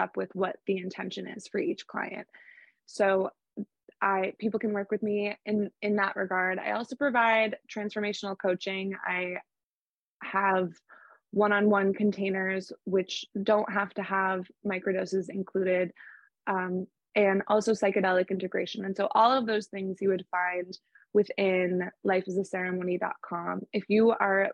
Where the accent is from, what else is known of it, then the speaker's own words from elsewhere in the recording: Portland, Maine, United States; my hometown, Portland, Maine.